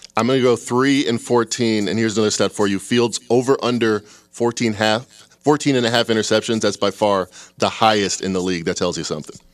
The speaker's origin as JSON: {"language": "English", "town": "Chicago", "region": "Illinois", "country": "United States", "said": "I'm from Chicago"}